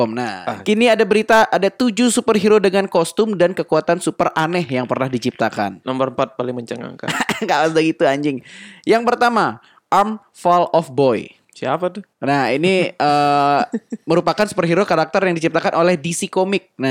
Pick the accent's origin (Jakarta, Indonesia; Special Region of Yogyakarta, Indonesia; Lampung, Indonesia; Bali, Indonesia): Bali, Indonesia; oh kita orang Bali harus suka pakai